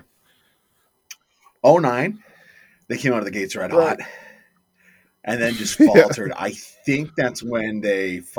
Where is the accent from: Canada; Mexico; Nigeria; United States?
Canada; Hamilton, Ontario; I'm from Hamilton.